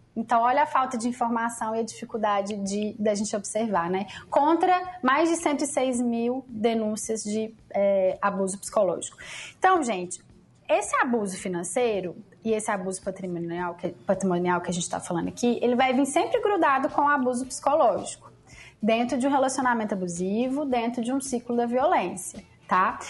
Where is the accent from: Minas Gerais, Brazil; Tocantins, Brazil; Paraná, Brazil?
Minas Gerais, Brazil; Lavras; eu sou de Lavras, Minas Gerais, imagina, interior de Minas